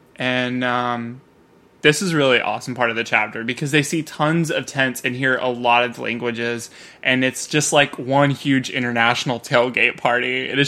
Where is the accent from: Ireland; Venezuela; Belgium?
Ireland; because Ireland is playing, and I am Irish, so, like, I get such a swell of pride, like, seeing all this, and I want to be there even more.